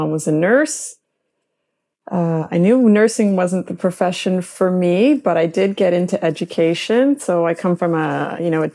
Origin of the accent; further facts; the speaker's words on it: Mississauga, Ontario, Canada; growing up in Mississauga.